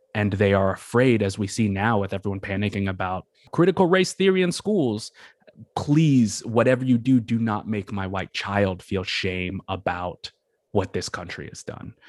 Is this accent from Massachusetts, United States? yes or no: yes; Massachusetts, United States; moved away as an adult; also born or lived in New York area / New Orleans; I grew up in Massachusetts and, uh, sort of the New York area.